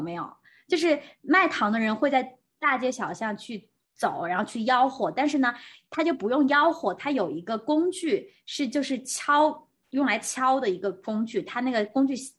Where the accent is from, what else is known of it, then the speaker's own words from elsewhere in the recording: Chengdu, Sichuan, China; moved away; 我们成都人指路有一个诀窍